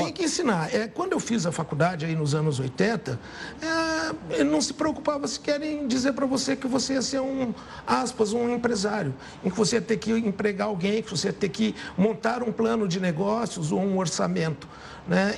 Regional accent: São José do Rio Preto, São Paulo, Brazil; eu sou de São José do Rio Preto

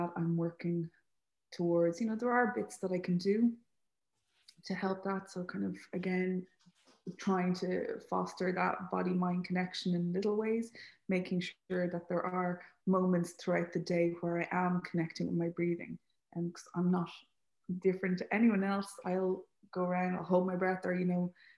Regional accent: Leixlip, Leinster, Ireland; I'm from Leixlip, so I didn't grow up right beside the sea

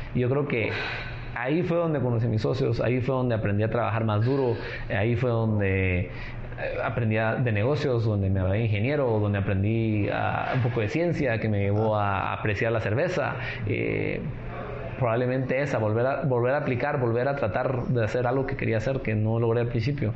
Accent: Guatemala; como Chapín

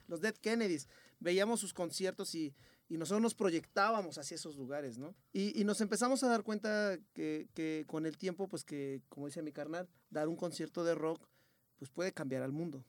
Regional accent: Nezahualcóyotl, State of Mexico, Mexico; accent: español ñero; nosotros somos de Nezahualcóyotl

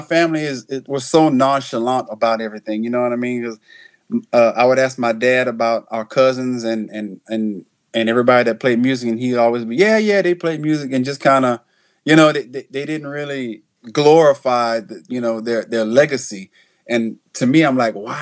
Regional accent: Houston, Texas, United States; now in Louisiana, United States; I was born in Houston, Texas.

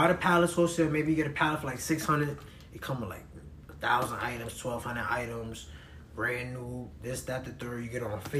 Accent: New York City, New York, United States; I'm from the Bronx

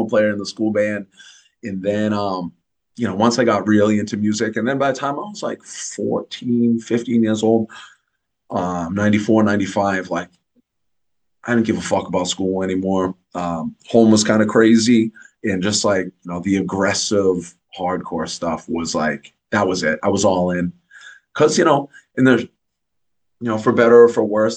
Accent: North Attleboro, Massachusetts, United States; also born or lived in Norwood, Massachusetts; I was born in Norwood, which is like 10 miles right outside Boston proper, if that. My mother's from Dorchester, my father's from Rosendale, but then we moved when I was a little kid out to like North Attleboro. It's like southeastern Massachusetts

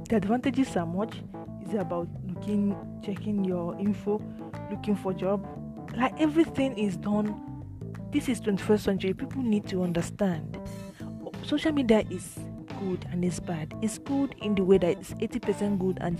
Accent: Nigeria; as a Nigerian

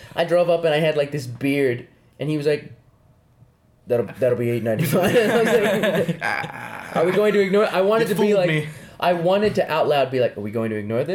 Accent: New Mexico, United States; New Mexico's where I'm from. It's just the truth.

